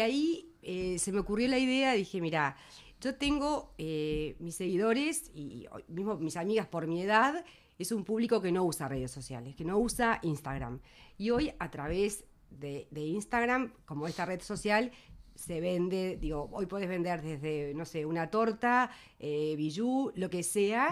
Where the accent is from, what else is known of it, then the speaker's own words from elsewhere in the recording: Melo, Cerro Largo, Uruguay; moved away as an adult; also born or lived in Montevideo; Yo me vine de Melo a los 18 años, como se vienen todos los que van a estudiar, eh, se vienen, migran del interior